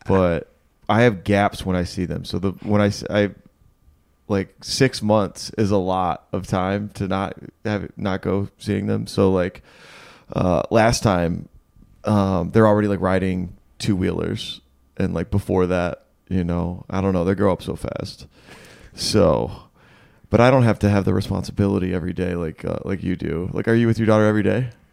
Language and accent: English; Michigan, United States; moved away; I'm from Michigan